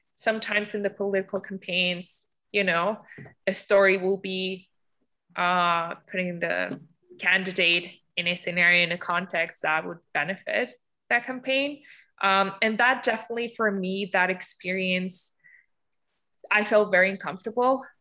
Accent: Mexico; moved away as an adult; now in Canada; I'm from Mexico.

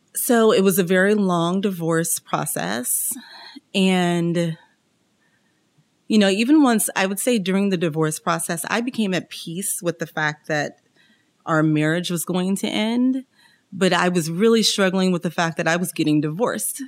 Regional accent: Kansas City, United States; I'm originally from Kansas City, home of the Kansas City Chiefs, Kansas City Royals

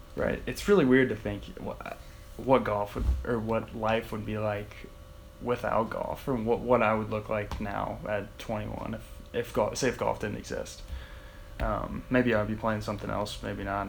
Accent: Wheelersburg, Ohio, United States; moved away as an adult; also born or lived in Portsmouth, Ohio / Akron, Ohio; So I'm from Portsmouth, Ohio, actually Wheelersburg. Um, it's like four hours south uh, west, kind of, of Akron. So I've played golf there. I grew up there.

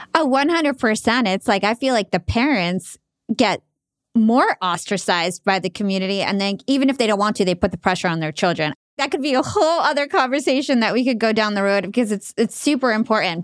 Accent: New Jersey, United States; to the Arab community, even in New Jersey, I felt like I was too American to fit

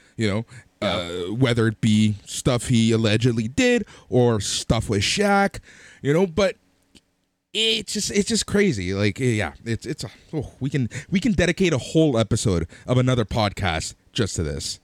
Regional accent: Toronto, Ontario, Canada; we are from Toronto

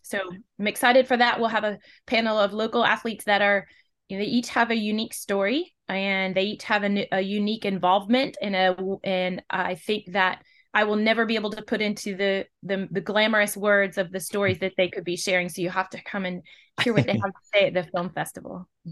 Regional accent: West Coast, United States; now in Western North Carolina, United States; originally, I'm from the West Coast

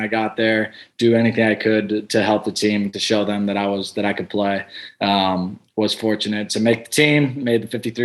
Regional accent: Chicago, Illinois, United States; moved away as an adult; also born or lived in Bowling Green, Ohio; now in Tampa, United States; where I grew up in Chicago

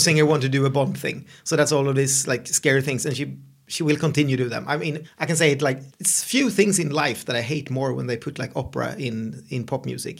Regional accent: Sweden; English is a second language; I'm your Swedish host

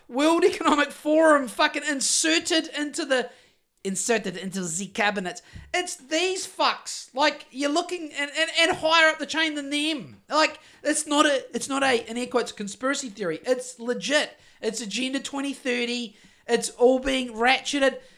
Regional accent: Greymouth, West Coast, New Zealand; Growing up in Greymouth in the fucking early eighties

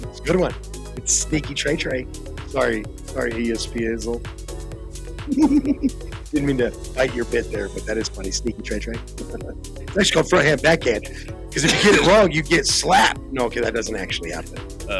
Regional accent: Germany; Growing up in Germany, Christmas is a thing.

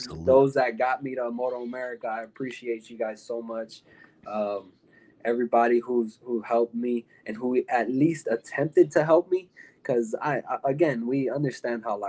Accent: Miami, Florida, United States; I'm from Miami

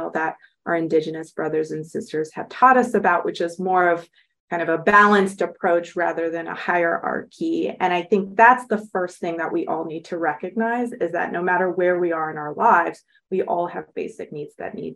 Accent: Los Angeles, California, United States; I grew up in Los Angeles.

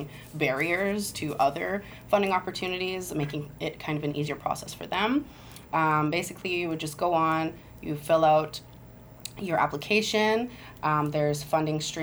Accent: Siksika Nation, Treaty 7 Territory, Alberta, Canada; I'm originally from Treaty 7 Territory. I'm from Siksika Nation

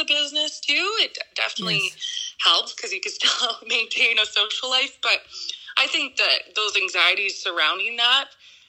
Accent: Sudbury, Ontario, Canada; born or raised there

